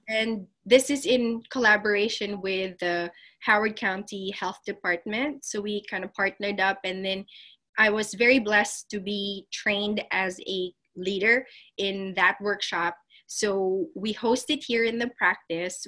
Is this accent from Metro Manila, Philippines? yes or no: yes; Las Piñas, Metro Manila, Philippines; moved away as an adult; now in Columbia, United States; I am from Las Piñas um, in in the Philippines